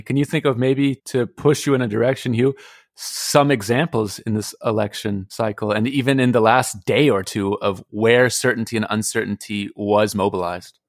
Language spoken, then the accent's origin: English; United States; moved away; as an American